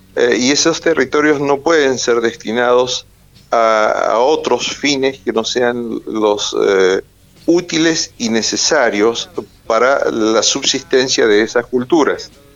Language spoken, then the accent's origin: Spanish; Argentina; soy argentino de origen huarpe, soy un argentino huarpe